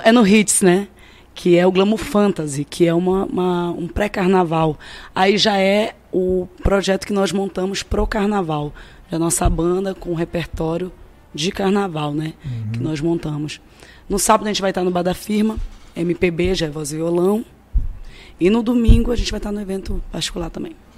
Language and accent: Portuguese; Cametá, Pará, Brazil; Eu sou de Cametá, no Pará